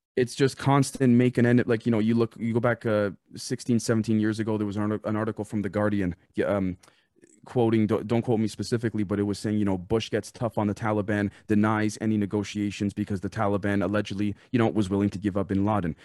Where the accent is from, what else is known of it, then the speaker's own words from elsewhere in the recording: Canada; I'm Canadian